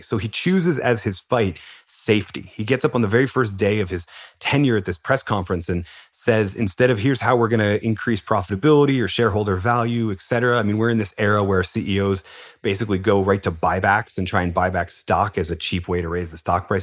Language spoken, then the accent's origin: English; Philadelphia, Pennsylvania, United States; I'm from Philadelphia and we're the city of underdogs